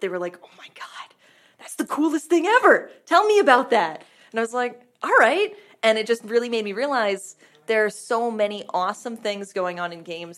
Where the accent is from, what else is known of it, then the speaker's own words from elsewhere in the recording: Vermont, United States; growing up in Vermont, everything's a half an hour commute.